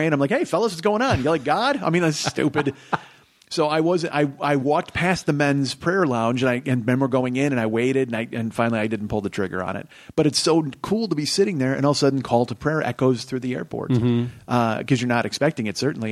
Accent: United States; I come from America

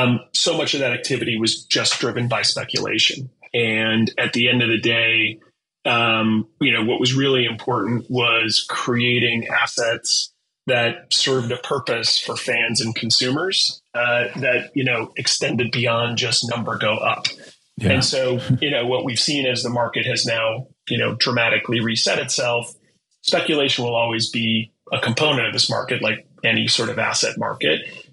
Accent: Wisconsin, United States; Wisconsin. So in Midwest.

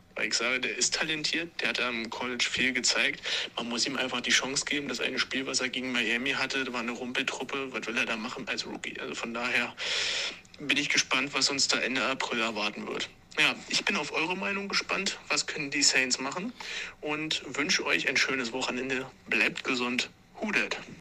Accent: Regensburg, Bavaria, Germany; accent: Upper Palatinate dialect; unsere wunderschöne Oberpfalz und unseren wunderschönen Dialekt

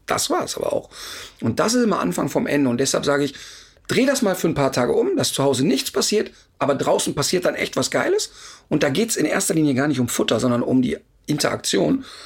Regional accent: Duisburg, North Rhine-Westphalia, Germany; ich komme aus dem Ruhrpott und da gab es in Hochheide äh, drei solche Hochhäuser, 20-stöckig

